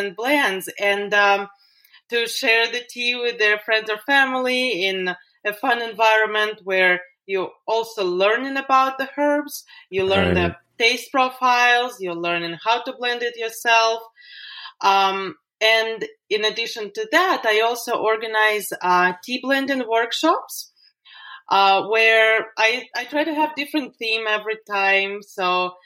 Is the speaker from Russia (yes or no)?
yes; Russia; moved away as an adult; also born or lived in London, United Kingdom; now in Las Vegas, United States; So originally I'm from Russia. And I was growing up there in the countryside with my grandma.